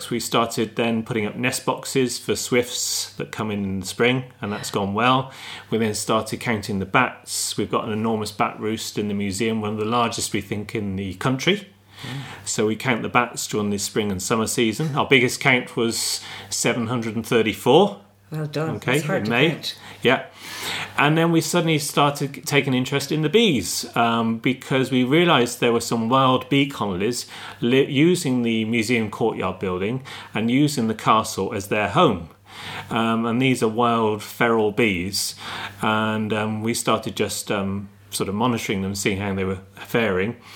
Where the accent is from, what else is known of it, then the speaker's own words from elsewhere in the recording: Stroud, South West England, United Kingdom; moved away as an adult; now in Ireland; I'm from Gloucestershire, um, place called Stroud. That's where my family were farming in the dairy farming.